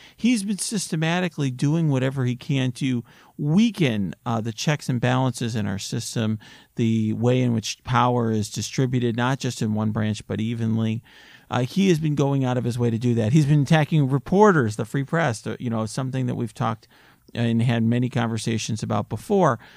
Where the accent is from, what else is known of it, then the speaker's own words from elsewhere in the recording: Naperville, Illinois, United States; my hometown in Naperville where I grew up